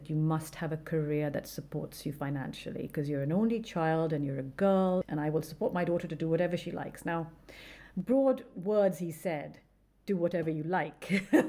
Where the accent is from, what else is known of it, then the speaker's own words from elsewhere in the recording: Karachi, Sindh, Pakistan; Like where I grew up, Karachi, and that whole Sindh is very desert.